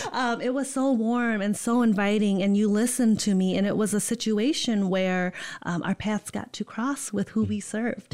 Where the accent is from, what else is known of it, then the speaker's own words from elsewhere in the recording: Holland, Michigan, United States; also born or lived in East Lansing, Michigan / West Lafayette, Indiana; born and raised in Holland, Michigan.